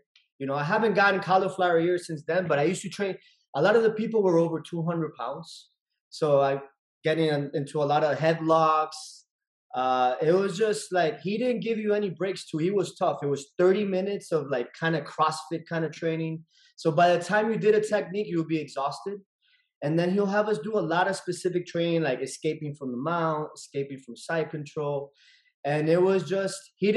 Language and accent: English; Miami, Florida, United States; also born or lived in Nicaragua / Houston; I moved to Miami when I was seven. And I've been here all my life in Miami